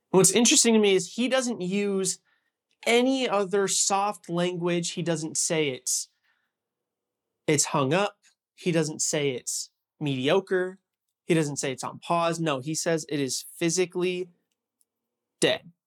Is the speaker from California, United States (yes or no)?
yes; Huntington Beach, California, United States; moved away as an adult; also born or lived in Los Angeles area; I'm from Huntington Beach, California